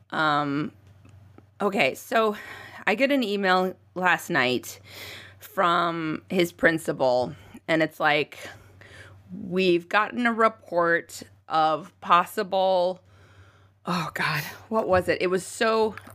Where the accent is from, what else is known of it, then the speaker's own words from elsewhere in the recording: United States; And uh, because we are American, of course, it happened.